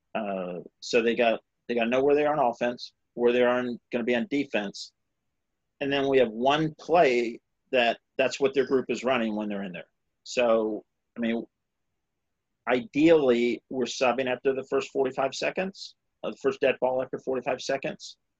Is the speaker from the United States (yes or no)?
yes; South Carolina, United States; I grew up in South Carolina